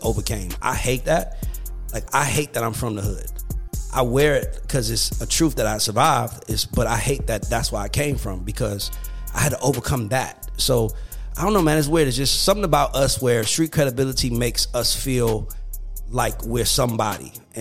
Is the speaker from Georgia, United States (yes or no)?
yes; College Park, Georgia, United States; I grew up in College Park